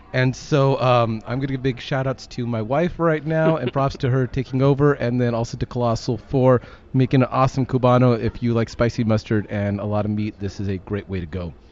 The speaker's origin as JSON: {"language": "English", "town": "Long Beach", "region": "California", "country": "United States", "tie": "born or raised there", "also_born_or_lived": "Malibu, California", "moved": "as an adult", "lives_now": "Texas, United States", "said": "I grew up in the Long Beach area"}